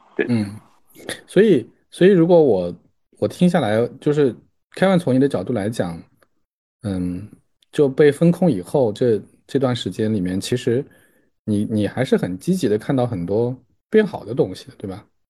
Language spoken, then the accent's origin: Chinese; Jiangsu, China; moved away as an adult; now in Shanghai, China; 我是江苏人